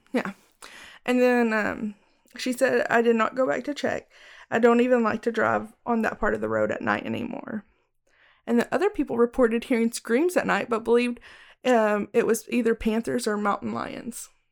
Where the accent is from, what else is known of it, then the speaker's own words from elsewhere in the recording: Fannin County, Texas, United States; moved away as an adult; now in Collin County, Texas, United States; Fannin County, which is my hometown